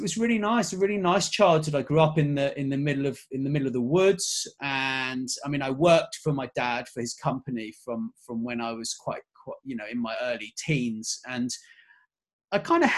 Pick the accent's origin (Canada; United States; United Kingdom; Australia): United Kingdom; England; I was born in England, but my dad, he's actually from Connecticut